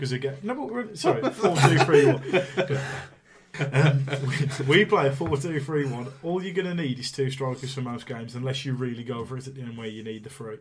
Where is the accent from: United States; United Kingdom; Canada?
United Kingdom; Tipton, West Midlands; I'm from Tipton, a lot of my friends are Albion fans